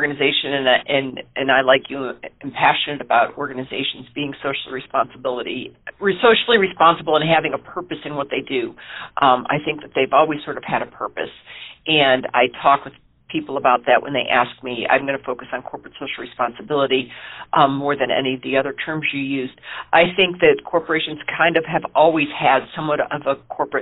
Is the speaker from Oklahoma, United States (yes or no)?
no; Ohio, United States; moved away as an adult; also born or lived in Allegheny County, Pennsylvania; growing up in Ohio